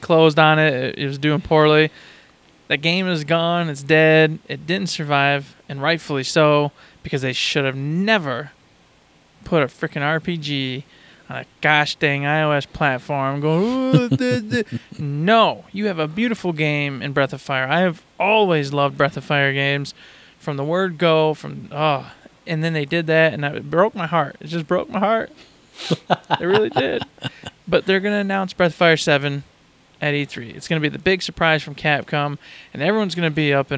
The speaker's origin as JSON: {"language": "English", "region": "Michigan", "country": "United States", "said": "I'm not from Detroit whatsoever. But, right. But still, Michigan, at least, somewhere close."}